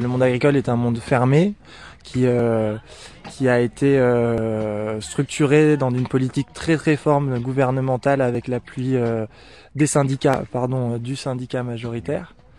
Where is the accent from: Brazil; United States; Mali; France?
France; Cévennes, Occitania; moved away; je suis originaire des Cévennes, donc mes parents ils avaient une petite ferme chevrière